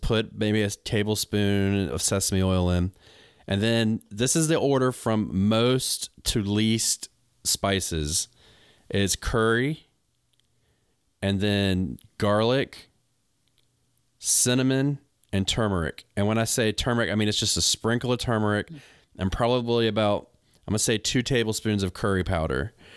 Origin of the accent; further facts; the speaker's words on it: United States; I'm an American.